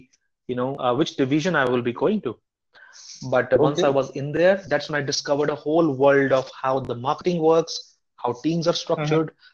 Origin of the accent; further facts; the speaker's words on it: India; moved away; also born or lived in United States / South Korea; as an Indian person educated in the US